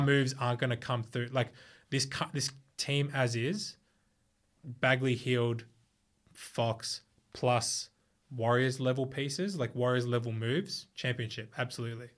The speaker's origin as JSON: {"language": "English", "country": "Australia", "said": "in Australia, we've got two cities that are, like, huge"}